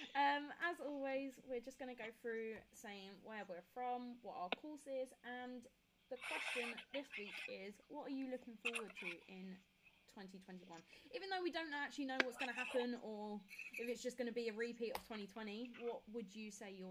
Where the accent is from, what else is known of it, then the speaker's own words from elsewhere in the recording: Kent, South East England, United Kingdom; I'm from Kent, which is known as the COVID hotspot right now